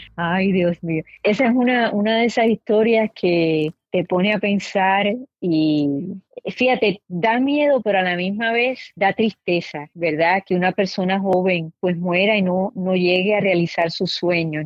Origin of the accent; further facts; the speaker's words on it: Puerto Rico; moved away; yo crecí en Puerto Rico, pero soy de padres cubanos y de abuelos españoles.